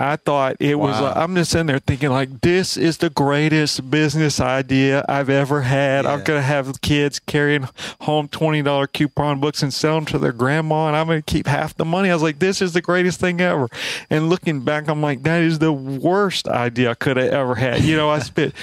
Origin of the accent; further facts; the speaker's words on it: Alabama, United States; we're both from Alabama